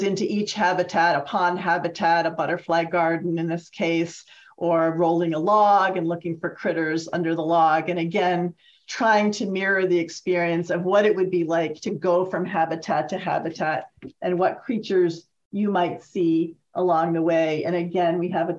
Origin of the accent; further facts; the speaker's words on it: Massachusetts, United States; I'm from Massachusetts